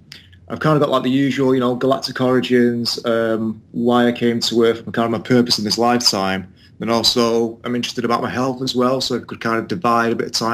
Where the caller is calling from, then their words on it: Manchester, North West England, United Kingdom; I'm calling from Manchester, England.